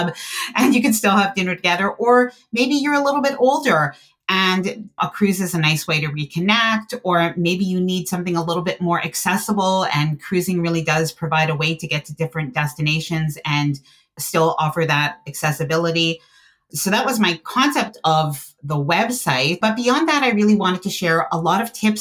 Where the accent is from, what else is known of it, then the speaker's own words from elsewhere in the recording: Canada; I am Canadian